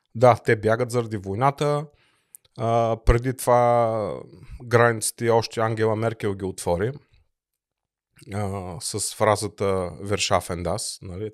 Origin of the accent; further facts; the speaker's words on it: Bulgaria; now in Germany; аз съм от България